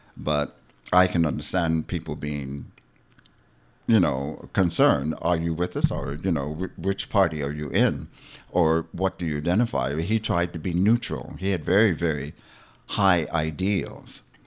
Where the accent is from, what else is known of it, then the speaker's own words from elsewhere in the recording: Charlotte Amalie, U.S. Virgin Islands; now in Frederiksted, U.S. Virgin Islands; I am a Virgin Islander, born and raised Virgin Islander